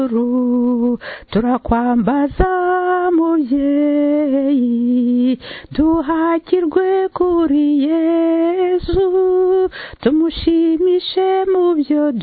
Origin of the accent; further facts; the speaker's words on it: Rwanda; I come from Rwanda